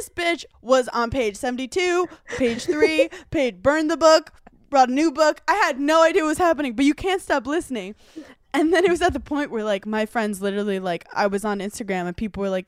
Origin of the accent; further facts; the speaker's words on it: Spain; you know I'm from Sp- España and my mom's.